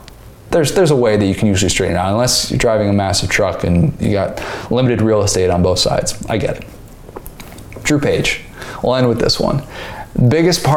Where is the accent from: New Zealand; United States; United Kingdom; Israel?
United States; Midwest; moved away as an adult; now in Florida, United States; born and raised in the Midwest